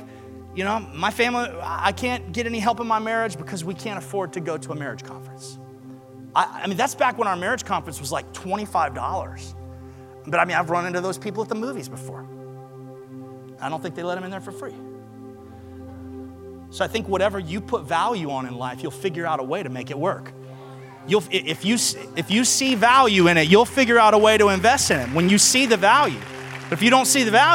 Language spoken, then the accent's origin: English; Alabama, United States; I'm from Alabama.